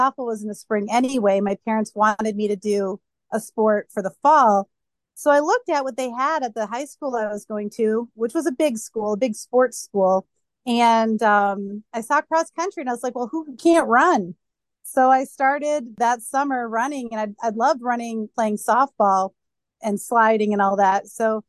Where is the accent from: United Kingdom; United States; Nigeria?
United States; New Hampshire; New Hampshire.